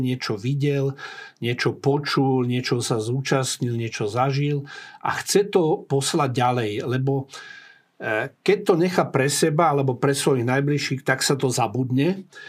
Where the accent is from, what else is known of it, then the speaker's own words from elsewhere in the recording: Prievidza, Trenčín Region, Slovakia; moved away; also born or lived in Bratislava; Horná Nitra je môj rodný kraj